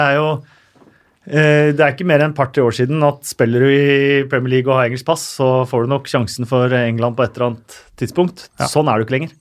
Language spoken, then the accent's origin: Norwegian; Oslo, Norway; jeg er fra Oslo